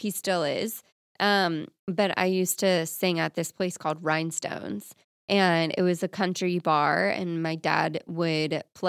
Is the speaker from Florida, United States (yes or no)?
yes; Florida, United States; Also, that's probably illegal, but I'm from Florida.